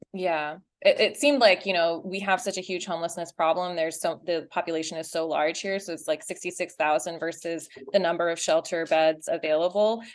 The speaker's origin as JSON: {"language": "English", "region": "Utah", "country": "United States", "tie": "born or raised there", "also_born_or_lived": "Texas", "said": "I was born in Texas. Uh, I grew up in Utah, and my parents are from Chennai"}